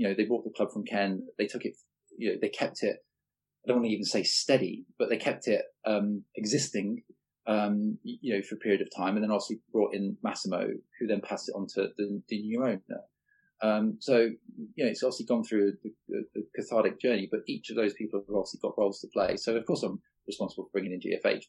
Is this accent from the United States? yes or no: no; Leeds, Yorkshire and the Humber, United Kingdom; also born or lived in Salford; I was born in Salford, in Manchester, never lived there. My parents basically were from Leeds, as were their family. And I wasn't, you know, I grew up in Leeds